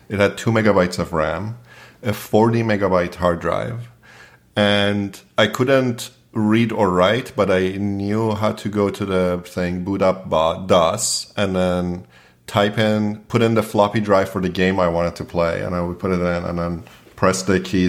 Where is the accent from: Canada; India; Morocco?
Canada; Toronto, Ontario; I grew up in Toronto, and after I finished high school, I went to George Brown